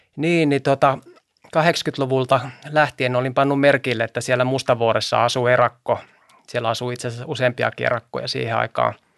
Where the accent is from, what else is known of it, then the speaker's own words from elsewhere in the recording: Helsinki, Uusimaa, Finland; also born or lived in Sipoo; Mä oon kotoisin Vartiokylästä mm. Itä-Helsingistä